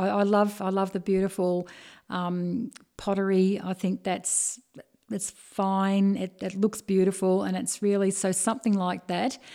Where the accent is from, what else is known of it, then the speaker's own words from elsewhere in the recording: Bendigo, Victoria, Australia; being born and bred Bendigo, it's, um, my history of growing up in Hargrave Street